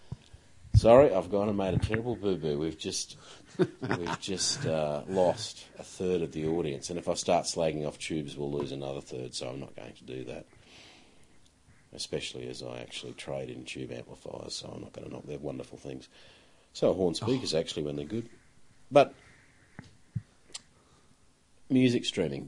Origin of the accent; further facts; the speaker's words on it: Australia